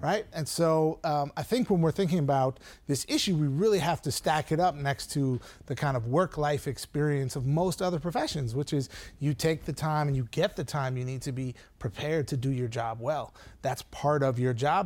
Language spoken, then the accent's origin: English; Saint Paul, Minnesota, United States; moved away; I grew up in Saint Paul, Minnesota